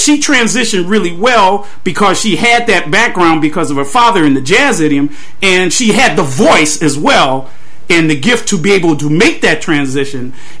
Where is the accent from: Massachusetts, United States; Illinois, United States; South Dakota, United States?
Illinois, United States; Waukegan; Fats actually lived in North Chicago, which is the next township to my hometown, Waukegan, Illinois.